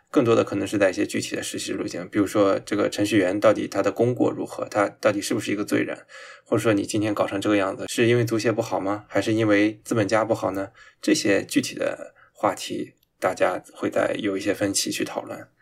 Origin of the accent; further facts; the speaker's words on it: China; 我们中国人